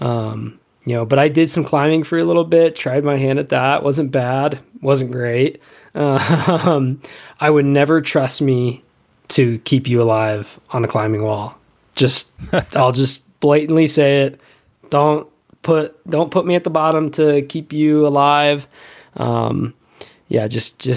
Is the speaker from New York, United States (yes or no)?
no; Rifle, Colorado, United States; I grew up in Rifle, Colorado, which was a fantastic place to grow up